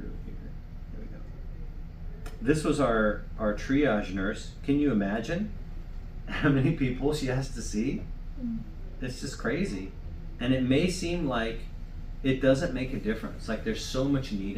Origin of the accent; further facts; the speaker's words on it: United States; I'm from the U.S.